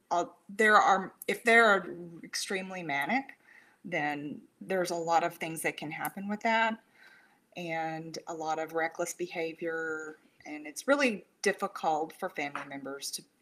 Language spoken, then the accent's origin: English; San Antonio, Texas, United States; born there; I was born in Brooke Army. It used to be Brooke Army Medical now it's you know the Burn Center in San Antonio.